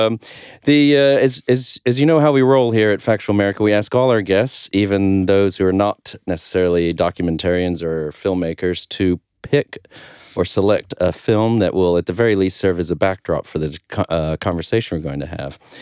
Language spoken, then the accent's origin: English; United States; as an American